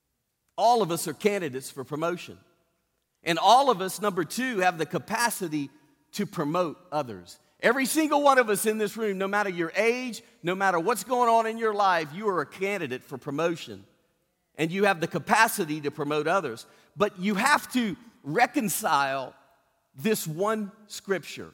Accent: Cajun, Louisiana, United States; Being a Cajun

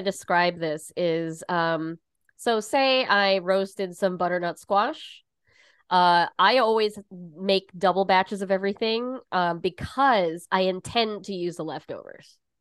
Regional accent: Southern California, United States; now in New York, United States; I grew up in California, spent, you know, my high school period of my life in Southern California

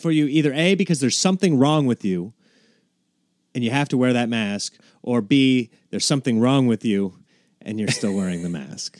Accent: Nebraska, United States; now in Los Angeles, United States; I grew up in Nebraska

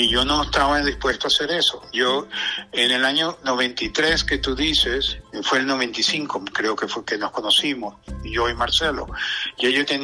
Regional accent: Venezuela; moved away; yo me vine de Venezuela porque no tenía demasiada, demasiada negocio y demasiadas ocupaciones.

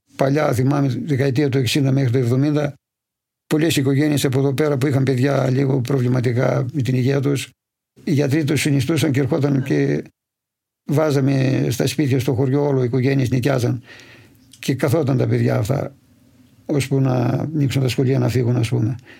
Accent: Polydendri, Central Macedonia, Greece; born or raised there

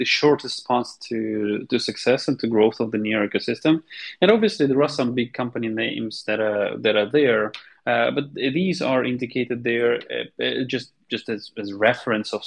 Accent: Kharkiv, Kharkiv Oblast, Ukraine; I'm from Kharkiv, Ukraine

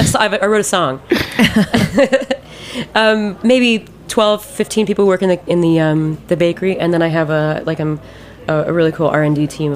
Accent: Columbus, Ohio, United States; we're from Ohio, we're just really nice

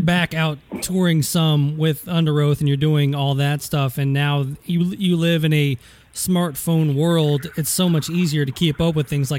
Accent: Nashville, Tennessee, United States; I grew up in Nashville, so I'm a big Titans fan.

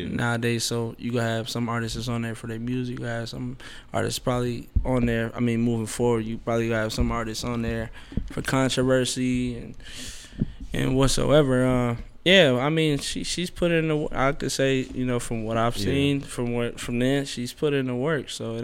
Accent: St. Paul, Minnesota, United States; growing up in St. Paul, specifically, University area, Rondo, all

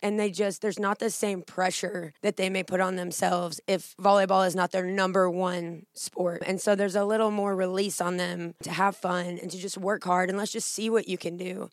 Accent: Southern Illinois, United States; moved away as an adult; also born or lived in Jackson, Tennessee; now in Northeast Mississippi, United States; I grew up in Illinois, uh, Southern Illinois. Was there my whole life.

